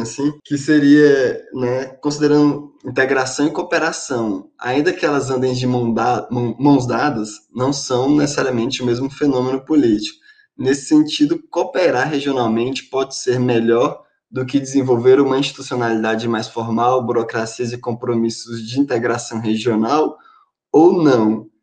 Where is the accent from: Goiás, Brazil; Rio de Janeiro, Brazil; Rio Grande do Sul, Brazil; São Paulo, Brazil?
Goiás, Brazil; Eu sou goiano aqui, dá uma travadinha às vezes no R ali.